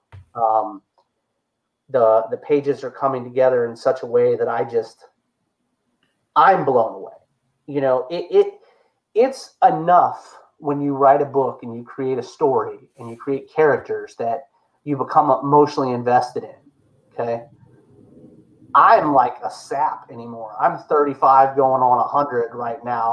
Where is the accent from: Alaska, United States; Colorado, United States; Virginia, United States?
Virginia, United States; Chesapeake; I was born in Chesapeake, Virginia.